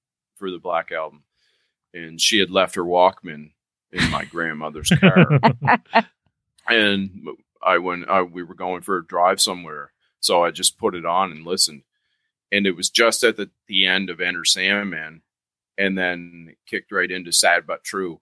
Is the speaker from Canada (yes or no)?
yes; Canada; we're Canadian